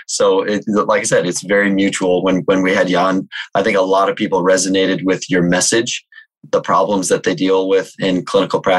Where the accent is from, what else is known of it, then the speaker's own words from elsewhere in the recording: Chicago, Illinois, United States; I'm from the Chicagoland area